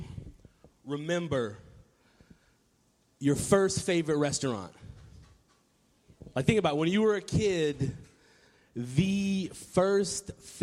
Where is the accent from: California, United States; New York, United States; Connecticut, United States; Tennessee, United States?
Tennessee, United States; Nashville; I grew up in Nashville, Tennessee